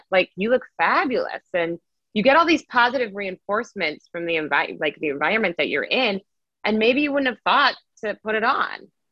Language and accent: English; Las Vegas, Nevada, United States; I was born and raised in Las Vegas, Nevada.